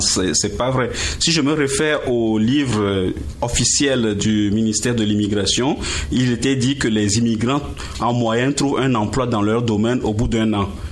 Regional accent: Togo; moved away as an adult; also born or lived in Strasbourg, France / Montreal, Canada; now in Gatineau, Canada; J'ai quitté euh, le Togo pour faire mon, mon doctorat en France

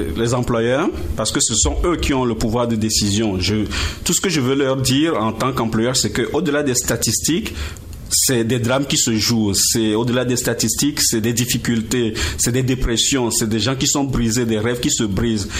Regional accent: Togo; moved away as an adult; also born or lived in Strasbourg, France / Montreal, Canada; now in Gatineau, Canada; J'ai quitté euh, le Togo pour faire mon, mon doctorat en France

